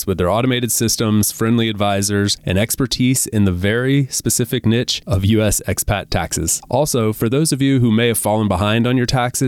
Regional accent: United States; moved away as an adult; I'm obviously American

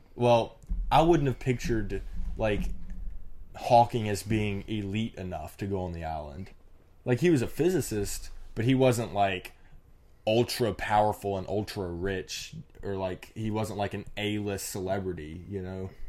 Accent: Mississippi, United States; I'm from Mississippi

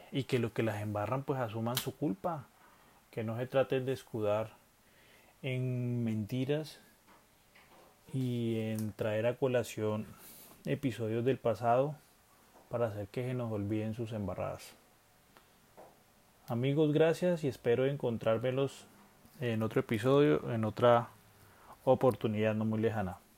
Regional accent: Colombia; Además, como buenos colombianos, tenemos esa malicia indígena a la hora de saber cuándo nos están metiendo a la boca, los dedos a la boca.

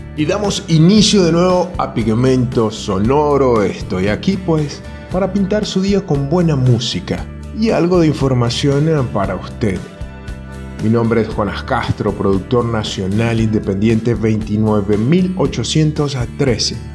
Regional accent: Venezuela; mi país natal Venezuela

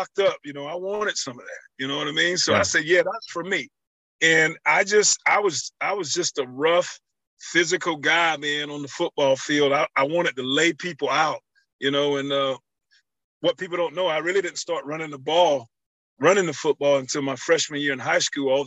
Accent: Lumberton, North Carolina, United States; moved away; that spirit still lingers in areas in my hometown

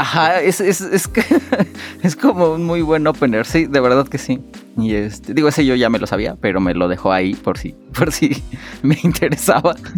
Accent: Mexico; nosotros como, como familias mexicanas

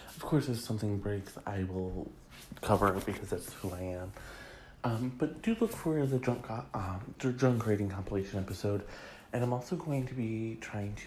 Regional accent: Michigan, United States; my home state of Michigan

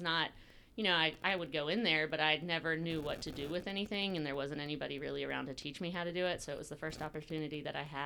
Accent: Brunswick, Georgia, United States; I grew up here in Brunswick, Georgia

